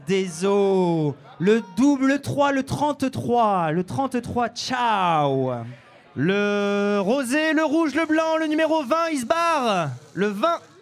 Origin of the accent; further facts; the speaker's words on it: Saint-Avold, Grand Est, France; Le 57, c'est ma Moselle de cœur. Moi, je suis né à Saint-Avold